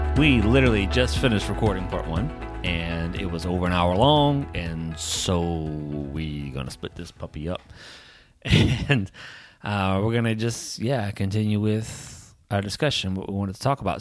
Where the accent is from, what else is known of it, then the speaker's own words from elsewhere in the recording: Southern Louisiana, United States; I grew up in Southern Louisiana